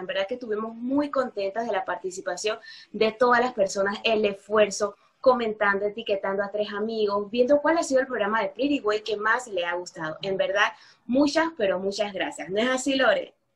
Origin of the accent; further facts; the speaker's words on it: Panama; yo que soy panameña